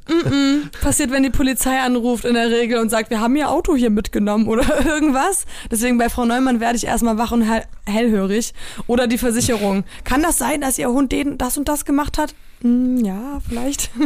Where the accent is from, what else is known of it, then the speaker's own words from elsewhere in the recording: North Frisia, near Flensburg, Schleswig-Holstein, Germany; also born or lived in Solingen / Poland; in dem ich groß geworden bin in Nordfriesland